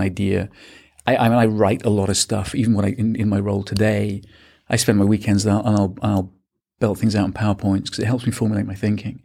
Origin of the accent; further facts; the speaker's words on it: small town outside of Manchester, North West England, United Kingdom; moved away as an adult; also born or lived in Birmingham, United Kingdom / Australia / Hong Kong; grew up in the U K, um, in a, in a small town outside of Manchester